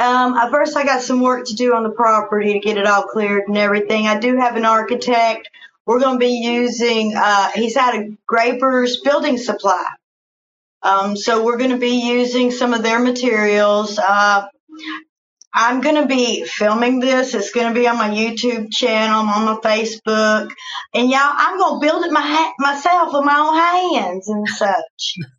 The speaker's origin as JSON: {"language": "English", "town": "Arthur", "region": "Illinois", "country": "United States", "lives_now": "Fort Worth, United States", "said": "And just to think, I came from Arthur, Illinois, and now I'm over here in Fort Worth, Texas, making movies."}